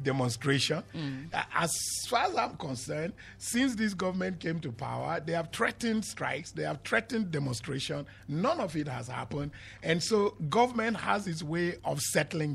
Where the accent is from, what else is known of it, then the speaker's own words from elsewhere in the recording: Nigeria; I'm also a Nigerian.